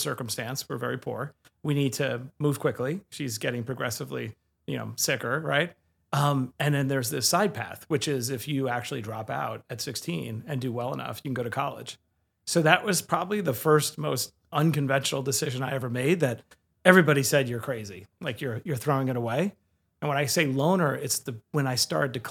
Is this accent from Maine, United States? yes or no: no; New York City, New York, United States; I grew up in Bayside, Queens, on Springfield Boulevard. Born at Flushing